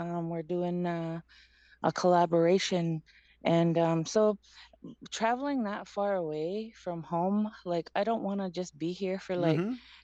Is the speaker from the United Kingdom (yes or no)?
no; Six Nations Reserve, Ontario, Canada; I am from Six Nations Reserve